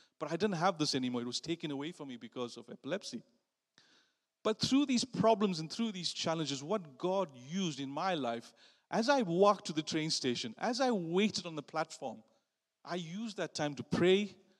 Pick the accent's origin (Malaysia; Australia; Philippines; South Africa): South Africa; moved away; which I didn't know about because I came from South Africa